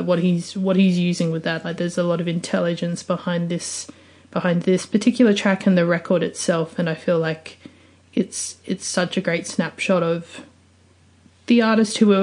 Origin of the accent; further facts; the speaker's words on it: Adelaide, South Australia, Australia; my hometown of Adelaide